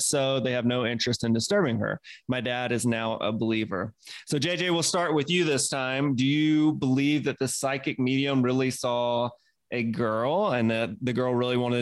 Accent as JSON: {"language": "English", "region": "Mississippi", "country": "United States", "accent": "Mississippi", "said": "my Mississippi accent"}